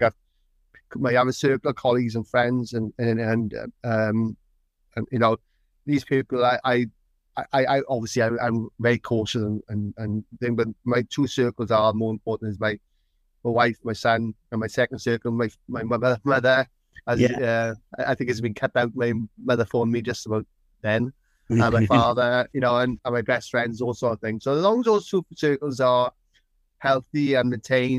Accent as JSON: {"language": "English", "region": "Wales", "country": "United Kingdom", "said": "I'm Welsh"}